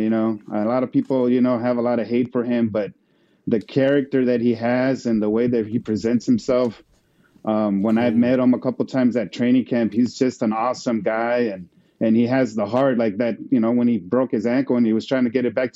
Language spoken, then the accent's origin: English; Mexico; now in United States; I was born here, but I grew up in Mexico. So when I came back, it was about 1990